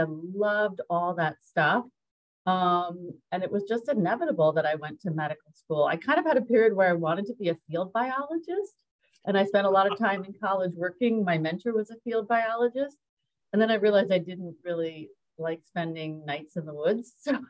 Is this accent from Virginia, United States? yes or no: no; New Jersey, United States; also born or lived in New York; So I identify as a New Yorker, but I did spend most of my formative years in New Jersey. And I think most of us from New Jersey might consider ourselves true New Yorkers.